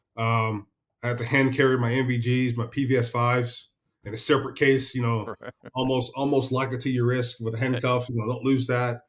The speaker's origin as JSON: {"language": "English", "town": "Chattanooga", "region": "Tennessee", "country": "United States", "tie": "born or raised there", "also_born_or_lived": "Jasper, Tennessee", "said": "my background from Chattanooga, Tennessee"}